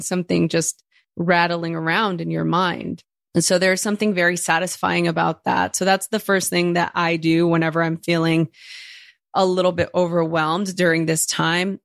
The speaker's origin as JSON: {"language": "English", "town": "Los Angeles", "region": "California", "country": "United States", "tie": "born or raised there", "first_language": "Spanish", "second_language": "English", "said": "growing up in East L A."}